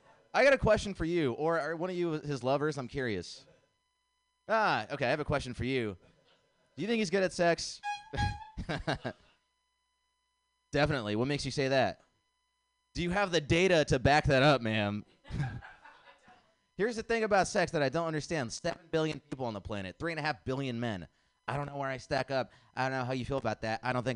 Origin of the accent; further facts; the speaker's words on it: India; I'm nice to meet you. I'm from India.